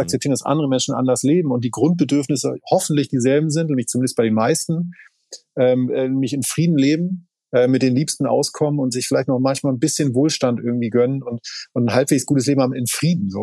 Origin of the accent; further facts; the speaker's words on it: Schleswig-Holstein, Germany; ich komme aus Schleswig-Holstein. Das heißt, alle meine Kindheit